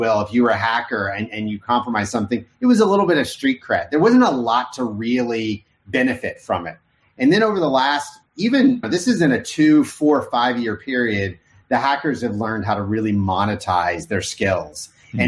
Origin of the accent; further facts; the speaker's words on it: Oklahoma, United States; also born or lived in Arkansas; I grew up in Oklahoma. I was born in Arkansas.